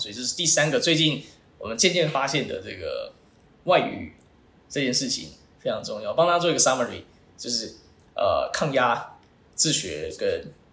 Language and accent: Chinese; Taiwan; first language Chinese; 我出生在台湾，因为我的母语是，是中文